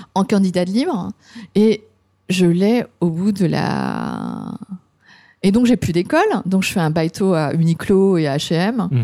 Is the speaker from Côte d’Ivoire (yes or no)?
no; France; now in Japan; en tant que Français